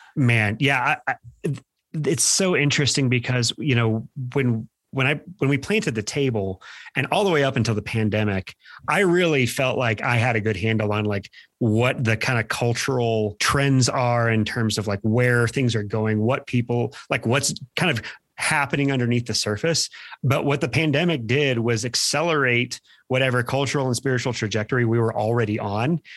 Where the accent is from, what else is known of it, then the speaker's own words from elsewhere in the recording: Midwest, United States; now in Boulder County, United States; We're from the Midwest